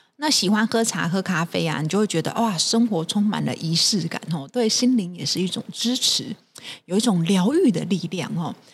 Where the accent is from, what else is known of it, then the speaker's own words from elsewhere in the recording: Taiwan; 我们台湾人的好朋友